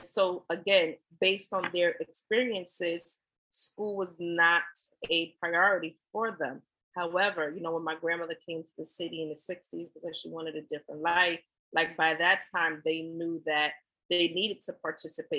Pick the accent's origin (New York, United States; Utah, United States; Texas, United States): New York, United States; New York City; also born or lived in Allendale, South Carolina; I grew up in Brooklyn, right? And I am from Brooklyn, but I hail from Allendale, South Carolina, small town.